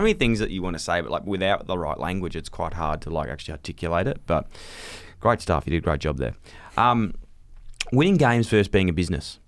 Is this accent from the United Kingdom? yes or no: no; Australia; we grew up here in Australia